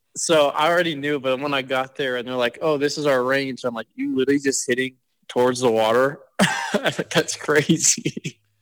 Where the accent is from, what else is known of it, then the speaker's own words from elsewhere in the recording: San Diego, California, United States; I grew up in San Diego